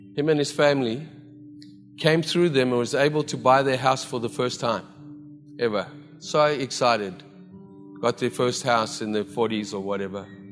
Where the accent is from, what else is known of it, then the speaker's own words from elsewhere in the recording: South Africa; now in Vancouver, Canada; as a South African who never saw snow